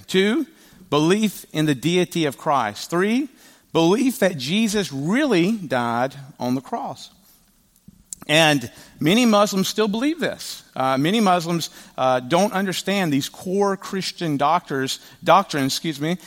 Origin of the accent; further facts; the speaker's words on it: the South, United States; I am from the South